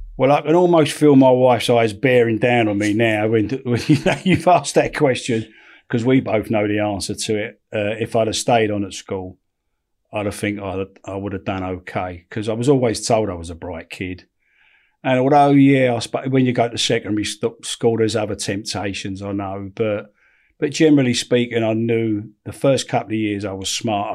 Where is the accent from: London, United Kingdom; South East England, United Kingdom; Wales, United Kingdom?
London, United Kingdom; I grew up in Camden, or, or what would you would know as Camden. But when I was growing up, it was Saint Pancras